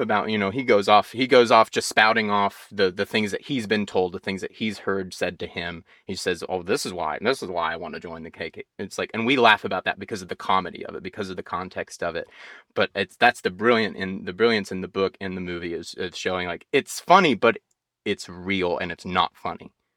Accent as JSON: {"language": "English", "region": "Georgia", "country": "United States", "tie": "born or raised there", "said": "growing up in the South"}